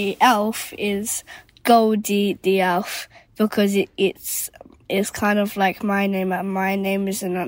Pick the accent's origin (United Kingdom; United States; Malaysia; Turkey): United Kingdom; London; I'm a boy from London. I am 6.